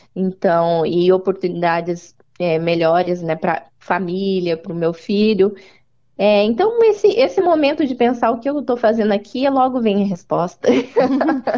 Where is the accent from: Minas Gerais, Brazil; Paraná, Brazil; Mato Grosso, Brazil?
Paraná, Brazil; Maringá; moved away as an adult; now in New Zealand; Eu nasci em Maringá, no uhum. estado do Paraná